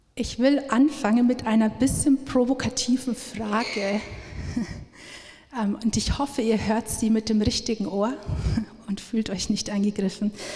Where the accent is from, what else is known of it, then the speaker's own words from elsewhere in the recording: Upper Palatinate, Bavaria, Germany; now in Augsburg, Germany; wir kommen eigentlich aus der Oberpfalz